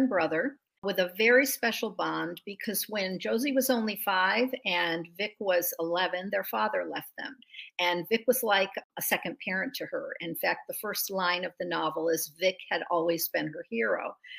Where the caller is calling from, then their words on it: Simi Valley, California, United States; I'm in Simi Valley, California, which is in the northwest corner just outside of Los Angeles, but it's right near this beautiful rural area with farms and horses.